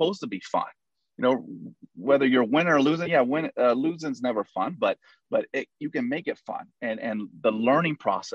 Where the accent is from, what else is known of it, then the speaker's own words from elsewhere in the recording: Houston, Texas, United States; also born or lived in Hawaii; I was born and raised in Houston. I lived all through, you know, till I was 19 in the Houston area